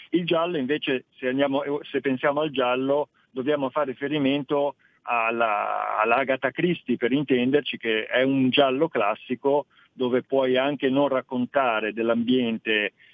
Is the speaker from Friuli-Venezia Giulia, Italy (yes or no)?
yes; Friuli-Venezia Giulia, Italy; da lontano vengo dal Friuli, ho respirato